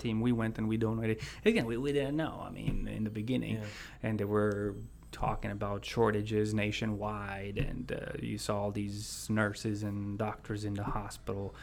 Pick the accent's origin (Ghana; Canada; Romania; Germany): Romania; moved away as an adult; also born or lived in Chicago area; now in United States; I was born in Romania in 81. And let's see, 95, 96, I spent almost 1 year with my mom in the Chicago area. And then I went back to Romania, but right after graduating high school in 2001, I came back.